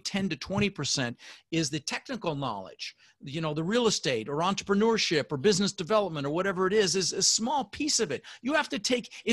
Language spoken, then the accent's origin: English; Denver, Colorado, United States; also born or lived in Netherlands; I immigrated to this country when I was 6 years old with my mother, Zvancha, my brother Albert, and we ended up in Denver, Colorado.